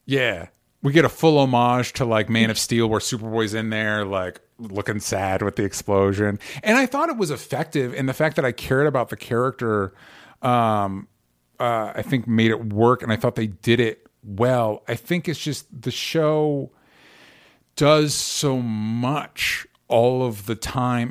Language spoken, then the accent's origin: English; Tampa, Florida, United States; I grew up in Tampa